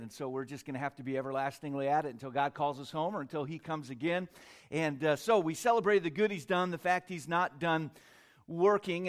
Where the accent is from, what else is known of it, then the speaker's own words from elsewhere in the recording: California, United States; moved away as an adult; also born or lived in Korea / Tennessee; I lived in Korea for a while as a child, but I was born in California, raised most of the time in California